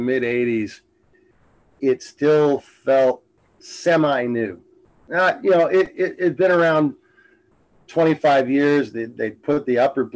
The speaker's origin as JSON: {"language": "English", "town": "Inglewood", "region": "California", "country": "United States", "tie": "born or raised there", "also_born_or_lived": "Pomona, California / Rancho Cucamonga, California / Calgary", "moved": "yes", "lives_now": "Whatcom County, United States", "said": "I was born in Southern California, in Englewood"}